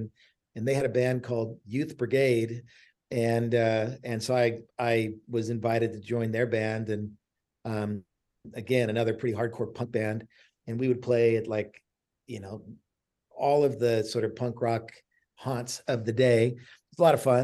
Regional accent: South Bay, California, United States; I grew up in the South Bay

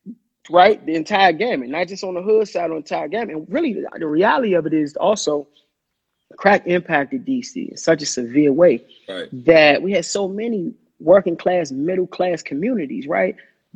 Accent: Washington, District of Columbia, United States; So I'm from Hanover Place. Yeah. That's in Northwest Washington. That's about 10 blocks from the Capitol. Yeah. My street was, like, the first what people would call open air drug market, right, for cocaine in the city.

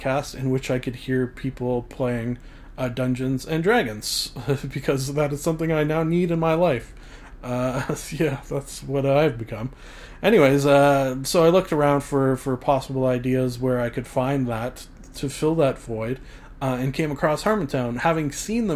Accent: Canada; I am Canadian

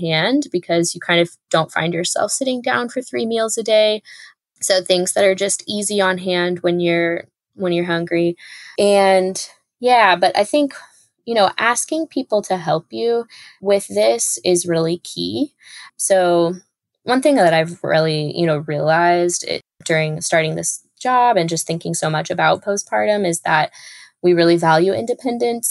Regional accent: Texas, United States; I'm from Texas, but growing up in the United States

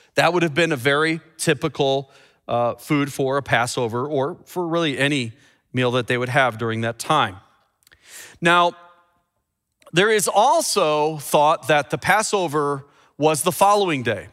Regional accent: Chicago, Illinois, United States; my hometown, Chicago

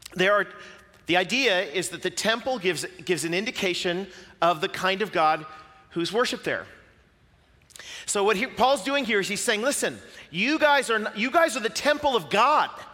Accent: Pacific Northwest, United States; I'm from the Pacific Northwest, and I live that way because, you know, I'm from the United States and not New Zealand.

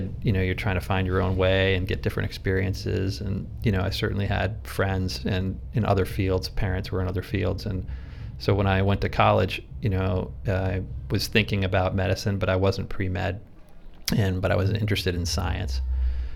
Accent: Rhode Island, United States; moved away as an adult; also born or lived in San Francisco, California; growing up in Rhode Island, you know, we were on the water all the time

